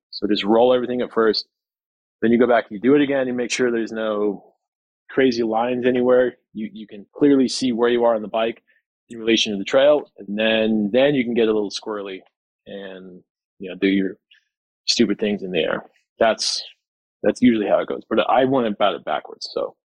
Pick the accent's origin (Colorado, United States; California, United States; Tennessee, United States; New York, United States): Colorado, United States; I'm from Colorado and we have trestle in Winter Park.